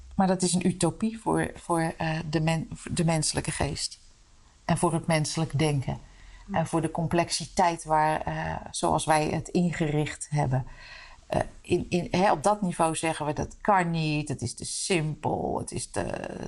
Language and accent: Dutch; Utrecht, Netherlands; also born or lived in De Meern; ik ben geboren en getogen in Utrecht